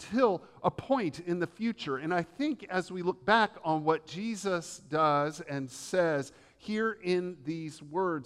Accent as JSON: {"language": "English", "region": "the South", "country": "United States", "tie": "born or raised there", "accent": "Southern", "said": "I was raised in the South"}